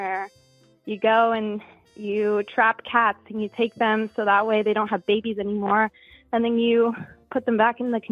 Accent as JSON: {"language": "English", "region": "South Florida", "country": "United States", "said": "We live in South Florida now. I'm from South Florida, so it's nice to be close"}